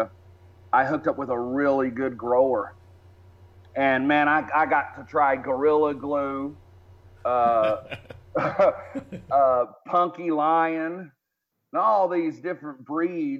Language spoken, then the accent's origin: English; Texas, United States; moved away as an adult; also born or lived in Philippines; where I grew up in the United States, especially Texas, the South, the Deep South or the Dirty South